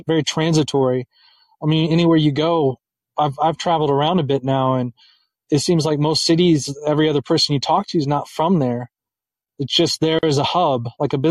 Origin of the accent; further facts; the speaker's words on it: Indianapolis, Indiana, United States; And I'm from Indianapolis, and I've lived in really bad parts of Indianapolis.